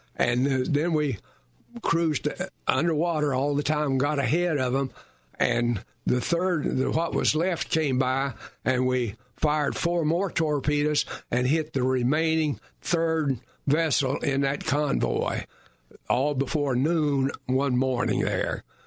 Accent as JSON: {"language": "English", "region": "southwestern Virginia", "country": "United States", "tie": "born or raised there", "moved": "as an adult", "lives_now": "Winter Park, United States", "said": "I was born and raised in the southwestern part of Virginia"}